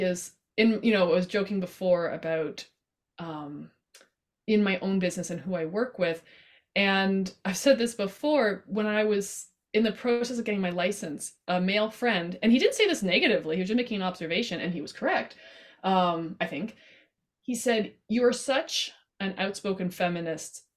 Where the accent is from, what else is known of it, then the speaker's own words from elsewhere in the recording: Canada; I love being Canadian and I'm proud